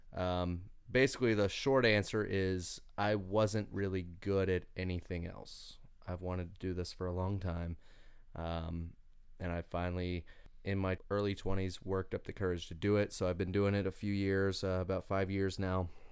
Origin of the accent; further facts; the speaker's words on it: Winchester, Kentucky, United States; I'm from Winchester, Kentucky